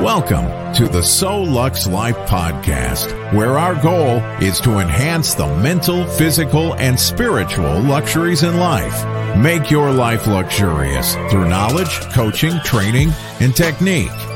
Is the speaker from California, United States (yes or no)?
no; Grenada, Mississippi, United States; I grew up in Grenada, Mississippi